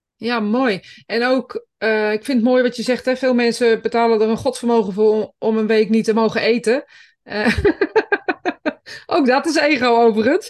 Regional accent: Greece; now in Netherlands; ik kom zelf uit Griekenland

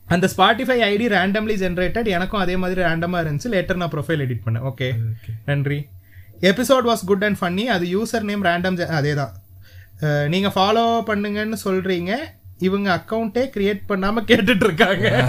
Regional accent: Sri Lanka; நாங்க ஸ்ரீலங்கன்

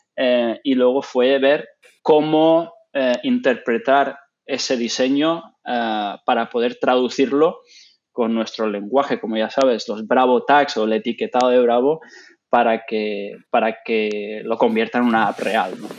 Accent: Gran Canaria, Canary Islands, Spain; moved away as an adult; also born or lived in Ireland / England / The Hague, Netherlands / Nanjing, China; donde yo soy originalmente, de Gran Canaria

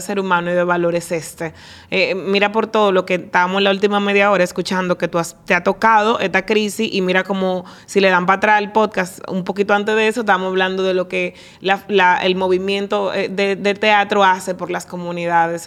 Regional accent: Dominican Republic; como dominicana

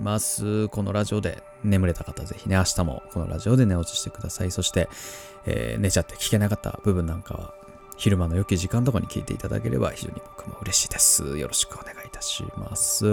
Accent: Tohoku, Japan; moved away; 僕も東北出身

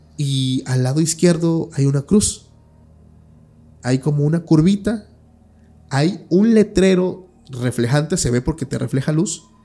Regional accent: Oaxaca, Mexico; yo soy de Oaxaca

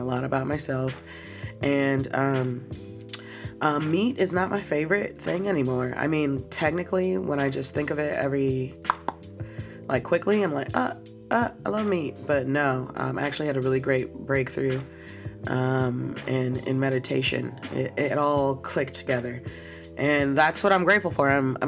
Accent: Chicago, Illinois, United States; like I'm from Chicago, pop, like.

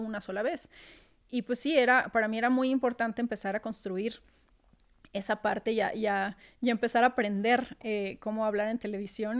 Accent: Torreón, Coahuila, Mexico; moved away as an adult; now in Mexico City, Mexico; tener que mudarme para acá, yo siendo de Torreón

